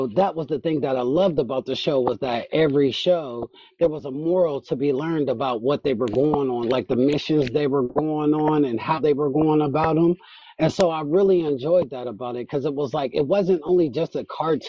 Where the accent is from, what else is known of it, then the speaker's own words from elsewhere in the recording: United States; I'm American